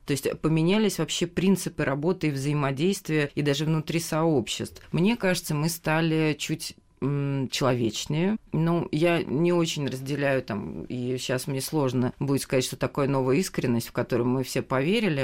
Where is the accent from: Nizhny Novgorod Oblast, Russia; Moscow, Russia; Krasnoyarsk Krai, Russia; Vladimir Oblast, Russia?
Moscow, Russia; я сама москвичка